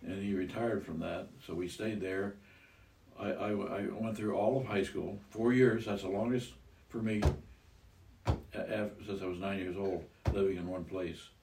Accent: Iowa, United States; I was raised in Iowa.

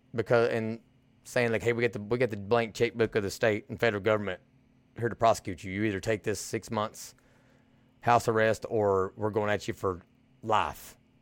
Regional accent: Eastern Kentucky, United States; coming out of the East, coming out of Eastern Kentucky.

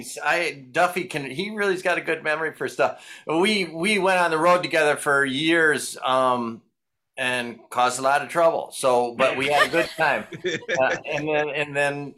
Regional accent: Michigan, United States; accent: Michigan; moved away as an adult; also born or lived in Los Angeles; I lived in Los Angeles for 30 years, and I still have my Michigan accent, so it doesn't go away.

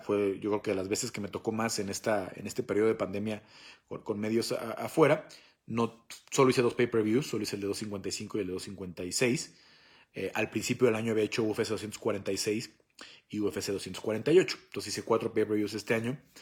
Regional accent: Mexico; soy mexicano

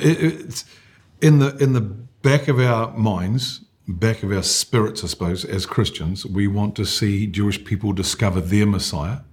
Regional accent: New Zealand; I born and bred in New Zealand

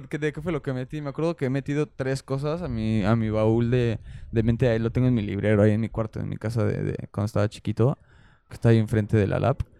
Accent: Mexico; Somos mexicanos, decimos, güey, no mames y todas esas cosas

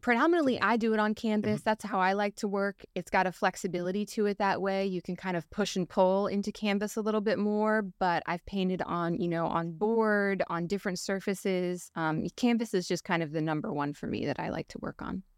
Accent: Palm Beach Gardens, Florida, United States; I was born and raised Palm Beach Gardens

